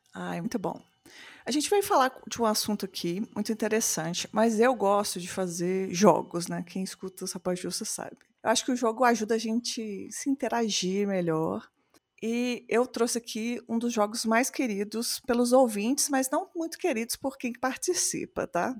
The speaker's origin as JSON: {"language": "Portuguese", "town": "Belo Horizonte", "region": "Minas Gerais", "country": "Brazil"}